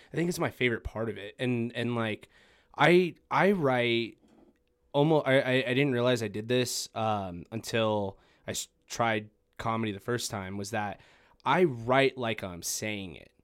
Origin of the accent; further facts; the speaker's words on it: Farmington, New Mexico, United States; I'm from Farmington as well